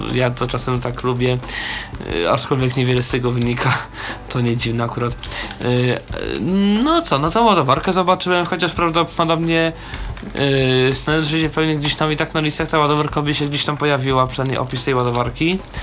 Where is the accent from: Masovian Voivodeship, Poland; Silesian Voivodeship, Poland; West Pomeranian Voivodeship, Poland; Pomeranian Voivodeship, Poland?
Masovian Voivodeship, Poland; Warsaw; ja generalnie jestem z Warszawy